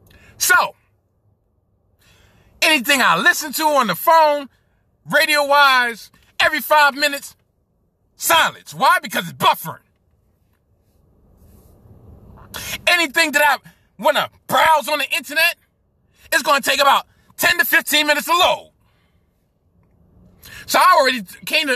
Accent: New York City, New York, United States; I'm a Brooklynite, born and raised in Brooklyn

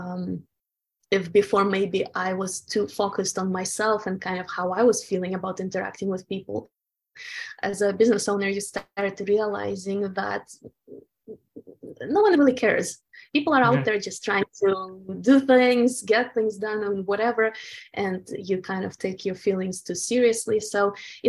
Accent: Ukraine; moved away; I was born in the Soviet Ukraine and we were very much conditioned by the communist culture

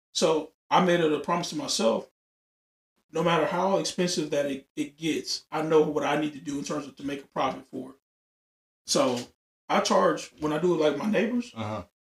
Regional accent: Louisiana, United States; now in Texas, United States; I'm from Louisiana

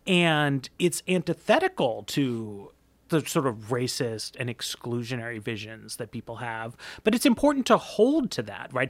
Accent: New York, United States; I'm from New York. We're a little brusque there

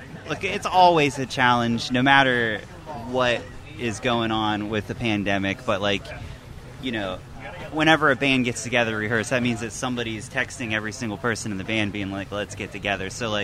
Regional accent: Ellwood City, Pennsylvania, United States; Yeah, when I'd leave town, and if I met anybody, I'd tell them that I'm from Pittsburgh, you know.

